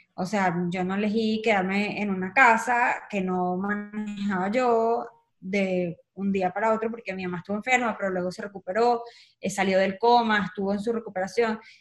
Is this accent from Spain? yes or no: no; Caracas, Capital District, Venezuela; moved away as an adult; nací en Caracas